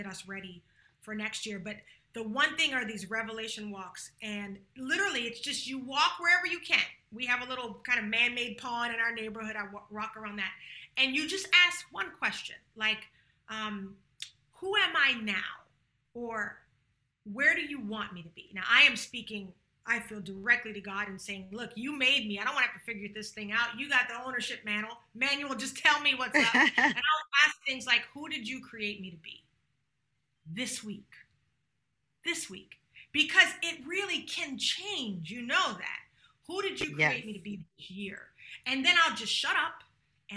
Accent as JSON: {"language": "English", "town": "Charleston", "region": "South Carolina", "country": "United States", "moved": "yes", "said": "I'm from Charleston, South Carolina"}